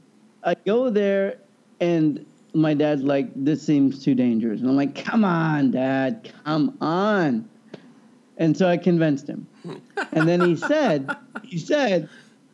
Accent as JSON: {"language": "English", "region": "Kansas", "country": "United States", "tie": "born or raised there", "said": "growing up in Kansas"}